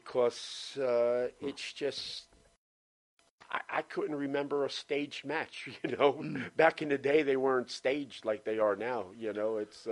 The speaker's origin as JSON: {"language": "English", "region": "New Jersey", "country": "United States", "tie": "born or raised there", "moved": "as an adult", "lives_now": "Orlando, United States", "said": "I was born and raised in Jersey."}